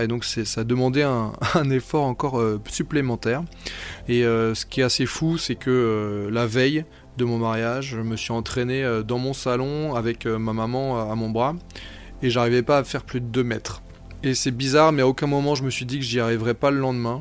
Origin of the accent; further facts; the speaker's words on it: Brittany, France; moved away; je suis breton d'origine